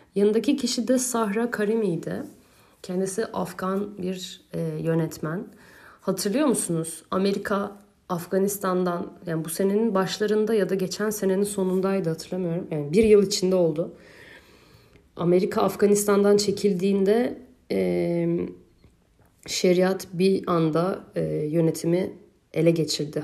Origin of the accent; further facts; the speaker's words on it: Turkey; ben Türkiye'li biri olarak